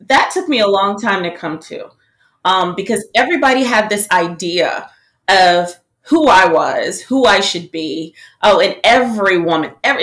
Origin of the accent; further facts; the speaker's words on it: Marietta, Georgia, United States; moved away as an adult; also born or lived in Atlanta, Georgia; So I was born in Atlanta, raised in Marietta